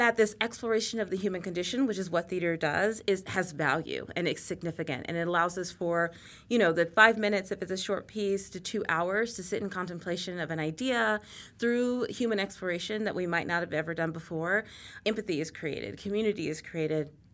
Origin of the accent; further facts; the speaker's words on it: Texas, United States; moved away; I grew up in Texas